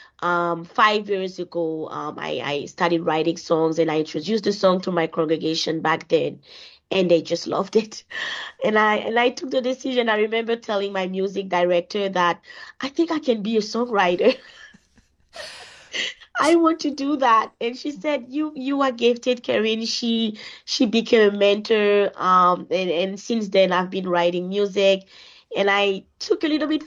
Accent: Côte d’Ivoire; now in Winnipeg, Canada; I am originally from Ivory Coast, which is a West African country, a Francophone country, and I've been living in Winnipeg for the past 15 years now.

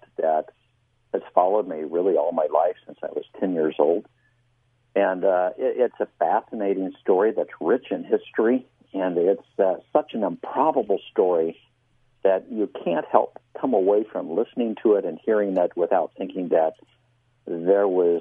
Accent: Midwest, United States; I grew up in the Midwest as the son of a Baptist minister

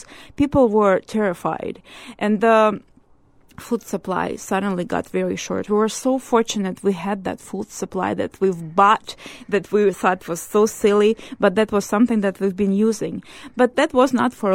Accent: Ukraine; moved away as an adult; now in Canada; I'm from Ukraine, and I'm fleeing with my 3 children.

